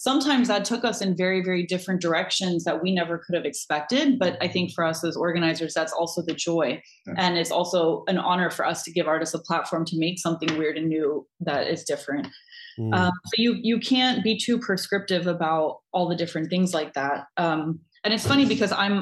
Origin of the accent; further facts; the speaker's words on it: United States; now in Netherlands; I'm American, so I also grew up with that kind of very conservative mentality around it.